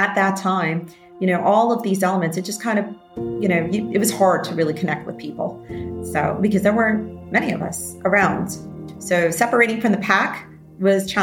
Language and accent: English; New York City, New York, United States; I grew up in the New York City area